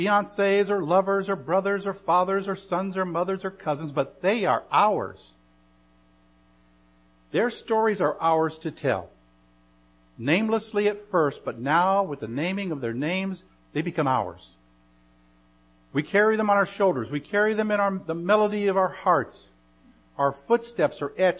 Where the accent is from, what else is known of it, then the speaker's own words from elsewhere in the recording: United States; our very existence as American citizens